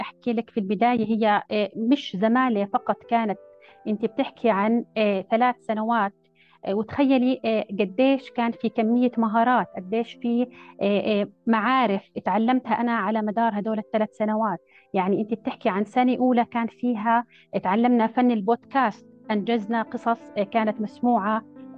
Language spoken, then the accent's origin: Arabic; Jordan; عندنا في الأردن